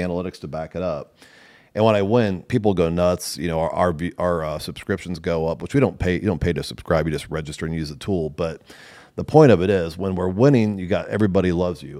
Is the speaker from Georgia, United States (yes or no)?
no; Nebraska, United States; I'm from Nebraska